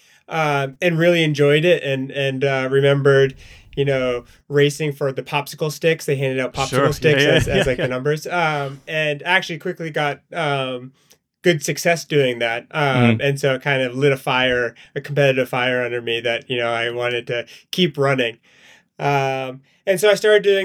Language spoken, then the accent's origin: English; Maine, United States; moved away as an adult; now in Hanover, United States; I grew up in Maine